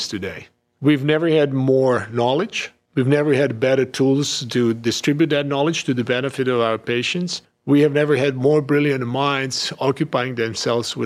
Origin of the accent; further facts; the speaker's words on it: Croatia; moved away as an adult; also born or lived in Switzerland; now in United States; born and raised in Croatia, trained in Switzerland, United States, and actually now, obviously, living and working in the United States